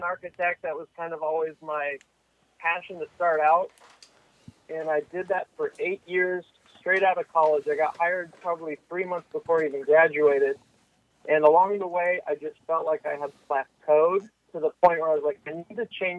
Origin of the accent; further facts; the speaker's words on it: Washington, United States; now in California, United States; I grew up in Washington State, moved to California